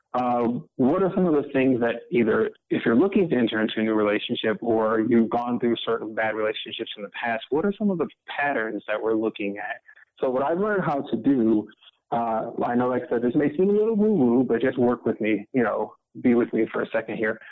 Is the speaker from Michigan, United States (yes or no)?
yes; Detroit, Michigan, United States; I'm originally born and raised in Detroit, Michigan